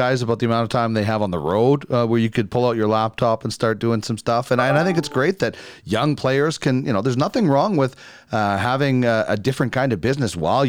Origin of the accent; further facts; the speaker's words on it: Brandon, Manitoba, Canada; now in Edmonton, Canada; a guy I watched growing up in Brandon